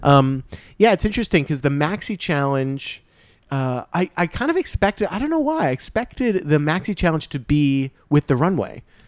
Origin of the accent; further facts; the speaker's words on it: New Jersey, United States; I'm from New Jersey